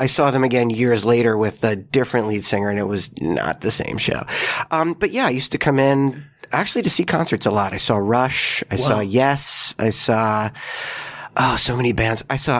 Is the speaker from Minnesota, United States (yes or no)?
no; Long Island, New York, United States; moved away; also born or lived in Queens, New York; I grew up on Long Island.